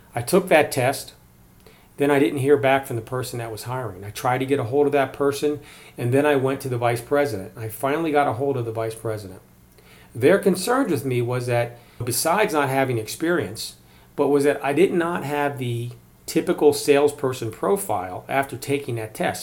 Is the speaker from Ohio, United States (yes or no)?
no; Maryland, United States; now in Colorado, United States; I grew up in Maryland